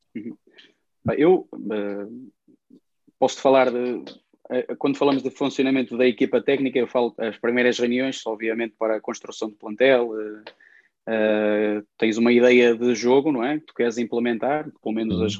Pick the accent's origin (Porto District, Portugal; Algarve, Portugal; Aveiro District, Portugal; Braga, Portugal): Aveiro District, Portugal; Ovar; eu cresci em Ovar